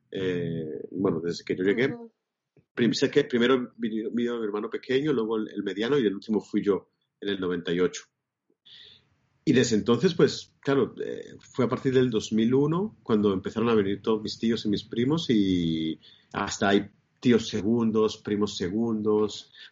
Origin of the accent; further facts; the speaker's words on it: Bucaramanga, Santander, Colombia; born there; yo nací en, en Santander, en la ciudad de Bucaramanga, que es la quinta ciudad de, Colombia